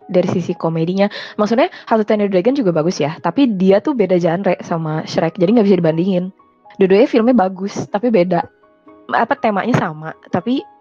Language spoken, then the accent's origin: Indonesian; India; Saya orang India juga teman-teman aku kalau mereka ngobrol sama satu sama lain ada sepotong-sepotong pakai bahasa Inggris